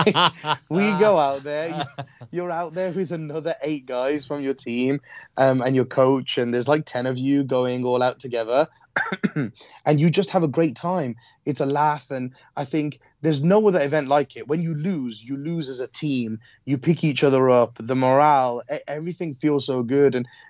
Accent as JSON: {"language": "English", "region": "Midlands", "country": "United Kingdom", "said": "Like, you're from the Midlands, I'm from the Midlands."}